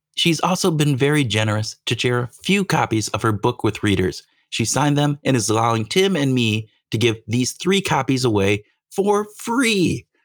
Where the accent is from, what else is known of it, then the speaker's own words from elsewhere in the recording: Iowa, United States; Iowan, which is my home state